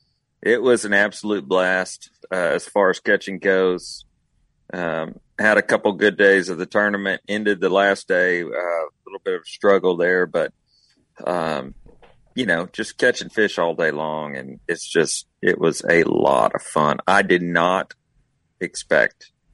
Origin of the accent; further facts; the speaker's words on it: Texas, United States; I'm a Texan